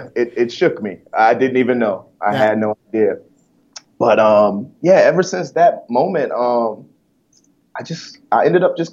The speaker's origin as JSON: {"language": "English", "town": "Detroit", "region": "Michigan", "country": "United States", "tie": "born or raised there", "also_born_or_lived": "Omaha, Nebraska", "said": "I was born in Omaha, Nebraska. And, you know, that's because my parents were in the military. Then my parents got divorced, and then I got shipped up to Detroit to stay with my mom."}